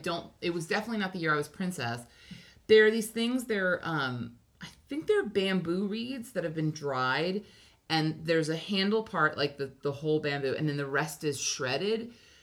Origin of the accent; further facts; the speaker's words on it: Hawaii, United States; If you want to know what, like, growing up in Hawaii, that's a thing I did